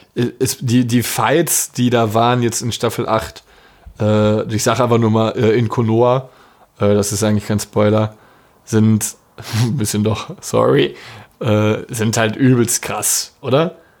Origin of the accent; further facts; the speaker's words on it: Dortmund, North Rhine-Westphalia, Germany; Bei uns in Dortmund